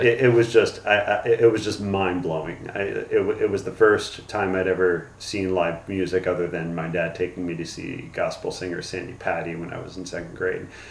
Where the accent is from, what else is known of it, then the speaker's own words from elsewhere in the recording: Newtown Square, Pennsylvania, United States; also born or lived in Arizona; I was born in Arizona, grew up in Newtown Square in uh, Pennsylvania, which is a suburb about 30 minutes outside of Philadelphia